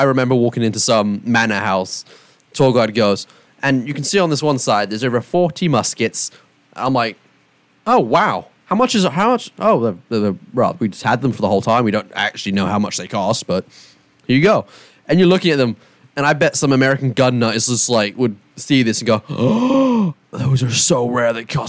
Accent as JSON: {"language": "English", "region": "England", "country": "United Kingdom", "said": "I'm English."}